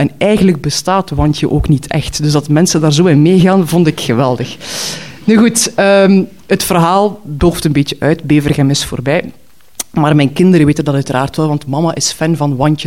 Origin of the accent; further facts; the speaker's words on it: Knokke, Flanders, Belgium; papierwinkel of papierzaak in Knokken stapte, waar ik ben opgegroeid